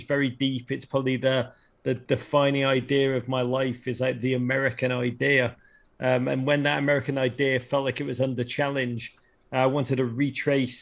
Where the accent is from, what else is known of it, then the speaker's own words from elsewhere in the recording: Liverpool, North West England, United Kingdom; moved away as an adult; now in United States; growing up in England, in the north of England, in Liverpool in the 1980s.